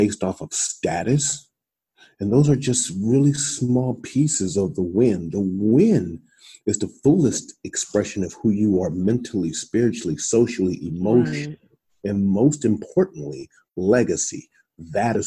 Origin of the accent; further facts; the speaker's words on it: Columbus, Ohio, United States; moved away as an adult; also born or lived in Iowa; I'm from Columbus, Ohio. I'm from the hood.